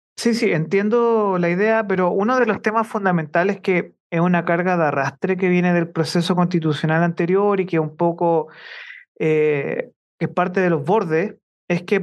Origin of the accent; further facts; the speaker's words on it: Chile; nosotros como chilenos